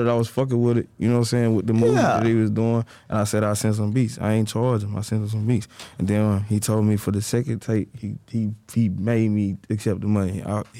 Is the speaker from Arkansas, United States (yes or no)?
no; St. Louis, Missouri, United States; I'm from the north side of St. Louis. I'm from Farland.